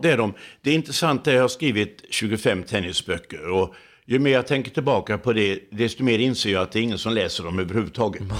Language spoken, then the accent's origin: Swedish; Laholm, Halland County, Sweden; i min hemstad Laholm